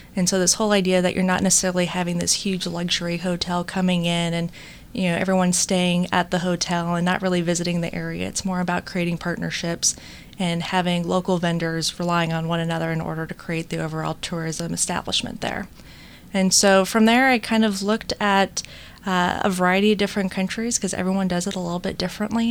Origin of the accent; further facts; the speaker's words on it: United States